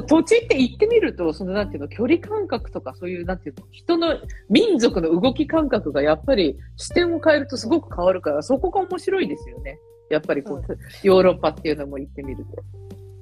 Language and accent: Japanese; Yokohama, Kanagawa, Japan; now in Malta; 私、ほら、出身横浜 ですけど